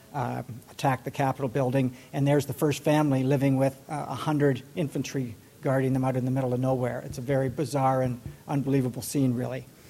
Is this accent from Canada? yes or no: yes; Canada; now in Washington, D.C., United States; I live on the grounds myself, though, as a Canadian